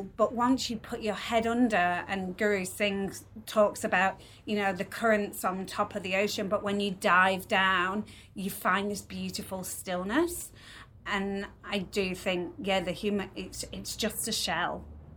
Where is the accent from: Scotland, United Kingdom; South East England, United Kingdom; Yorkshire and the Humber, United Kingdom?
Yorkshire and the Humber, United Kingdom; now in Melbourne, Australia; I'm a Yorkshire lass